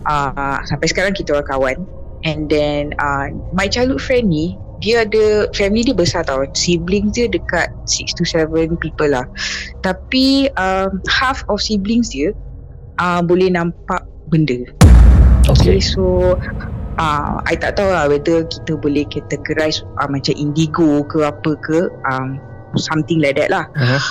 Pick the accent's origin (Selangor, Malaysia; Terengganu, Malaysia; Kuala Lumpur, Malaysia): Kuala Lumpur, Malaysia; I asal dari KL